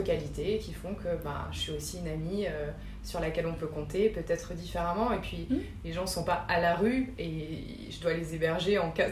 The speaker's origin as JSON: {"language": "French", "area": "Moselle", "region": "Grand Est", "country": "France", "tie": "born or raised there", "said": "je suis née en, en Moselle"}